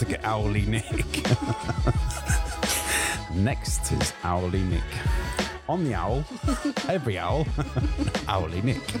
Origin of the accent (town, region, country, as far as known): Grimsby, Yorkshire and the Humber, United Kingdom; born or raised there; moved away as an adult; now in London, United Kingdom